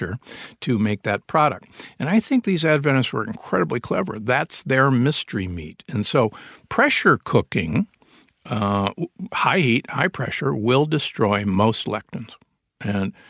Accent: Omaha, Nebraska, United States; I grew up in Omaha, Nebraska, the beef state.

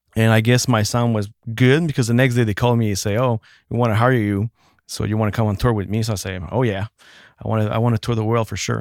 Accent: Actonville, Quebec, Canada; first language French; English is a second language; It was called, uh, Actonville, like an hour away from

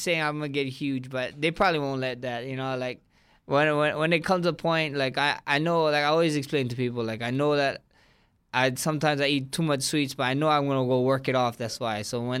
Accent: Hawaii, United States; I'm Polynesian, Samoan, I'm Hawaiian.

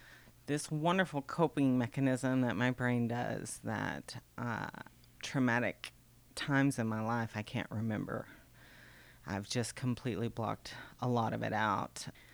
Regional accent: Richland Springs, Texas, United States; Richland Springs, Texas.

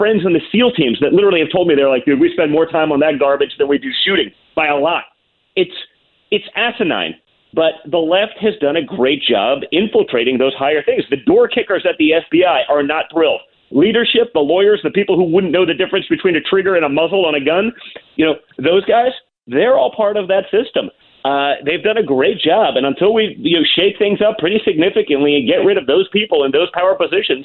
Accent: New York, United States; I grew up in New York

